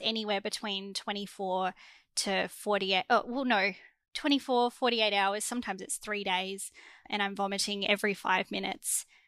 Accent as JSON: {"language": "English", "town": "Melbourne", "region": "Victoria", "country": "Australia", "said": "I'm from Melbourne, Australia"}